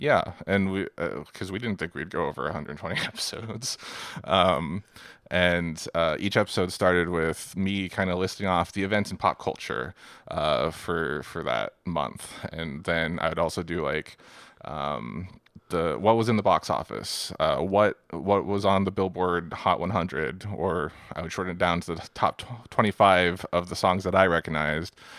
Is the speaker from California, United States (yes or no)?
no; Seattle, Washington, United States; We grew up in Seattle